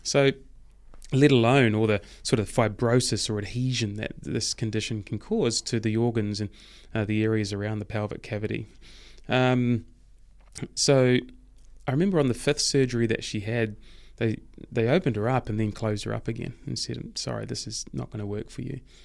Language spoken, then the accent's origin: English; Hamilton, Waikato, New Zealand; also born or lived in Thames, New Zealand / Cambridge, New Zealand; Hamilton, where I spent most of my years and certainly have the most memories from there.